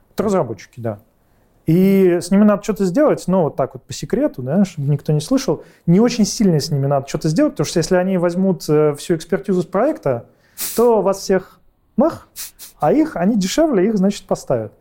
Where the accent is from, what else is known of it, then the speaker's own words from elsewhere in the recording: Saint Petersburg, Russia; Родился, учился в Питере